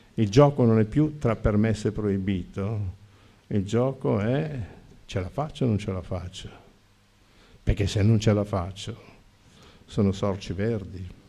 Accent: Lombardy, Italy; E perché sono nato in Lombardia? E perché sono nato in una famiglia di dieci figli?

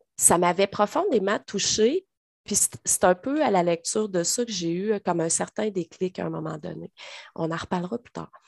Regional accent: Trois-Rivières, Quebec, Canada; moved away as an adult; now in Drummondville, Canada; Cap-de-la-Madeleine, d'où je suis originaire, dans le coin de Trois-Rivières

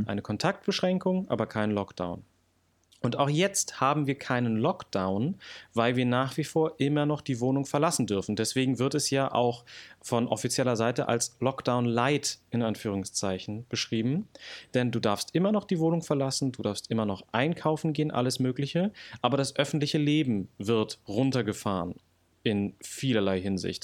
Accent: Brandenburg, Germany; moved away as an adult; also born or lived in Berlin / Hamburg; geboren 1993 in Berlin, aufgewachsen dann in Brandenburg

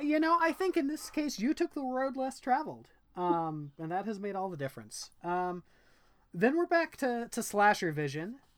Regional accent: Indiana, United States; I grew up in Indiana

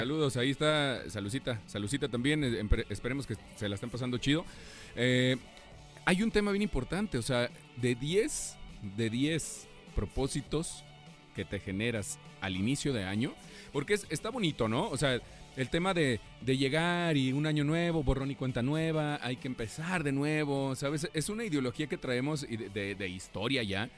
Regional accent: Mexico; cómo somos buenos los mexicanos

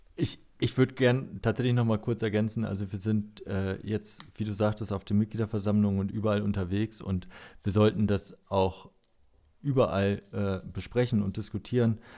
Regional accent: Lower Saxony, Germany; Als Niedersachse

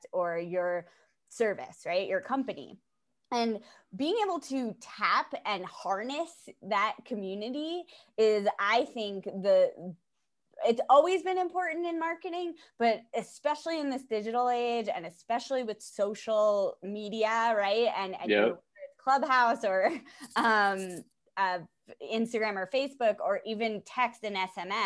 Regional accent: Pelham, New York, United States; also born or lived in Wildwood, New Jersey; I'm from New York. I'm downstate, okay. Just outside the city

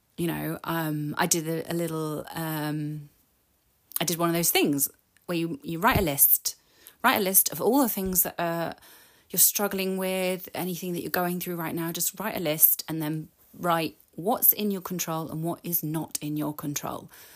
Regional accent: United Kingdom; I'm British

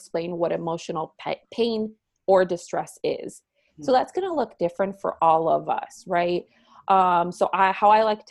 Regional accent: Puerto Rico; also born or lived in Miami; now in Minnesota, United States; I am originally from Puerto Rico, and I'm very proud of my Puerto Rican roots

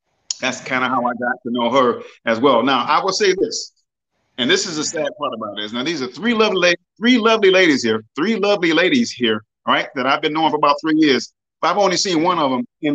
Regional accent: Detroit, Michigan, United States; I am a Yankee, okay, born and raised in Detroit

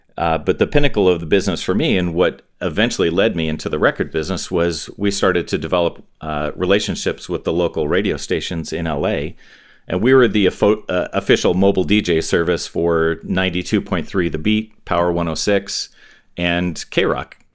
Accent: Torrance, California, United States; also born or lived in Inglewood, California / Hawthorne, California; we pretty quickly moved to Torrance, which is a little suburb of L A, uh, near the beach, a little southwest of L

